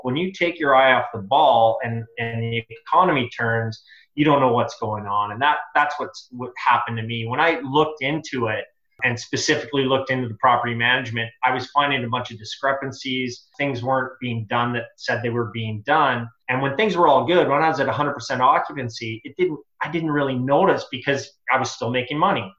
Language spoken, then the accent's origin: English; Edmonton, Alberta, Canada; moved away; I'm originally from Edmonton